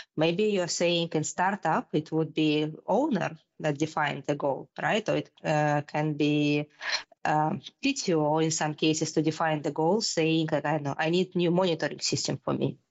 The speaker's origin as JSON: {"language": "English", "country": "Russia", "tie": "born or raised there", "moved": "as an adult", "lives_now": "Denmark", "said": "I am originally from Russia. I grew up in Russia and uh, did my uh, computer degree back in my hometown. And then um, about like 10, 15 years ago, I moved to Denmark"}